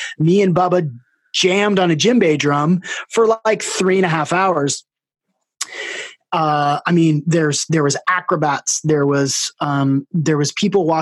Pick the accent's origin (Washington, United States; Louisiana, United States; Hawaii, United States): Washington, United States; Seattle; I'm from Seattle and grew up in the Northwest running around in the woods bare feet